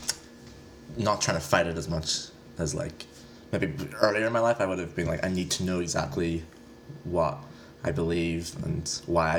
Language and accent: English; Northern Ireland, United Kingdom; I'm from Northern Ireland